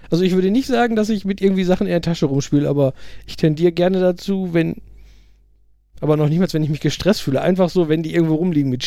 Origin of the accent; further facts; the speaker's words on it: United Kingdom; German is a second language; diverse Leute haben gesagt, ich als Brite soll doch mal Tomaten in Bohnensoße